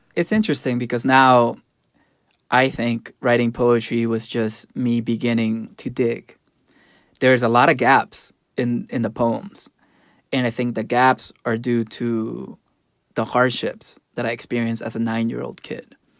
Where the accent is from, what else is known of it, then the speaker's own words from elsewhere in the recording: El Salvador; moved away; I grew up in El Salvador